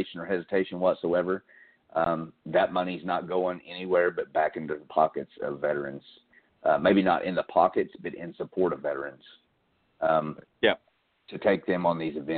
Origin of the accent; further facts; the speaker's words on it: Tennessee, United States; I'm a redneck from Tennessee. I'm a good old country boy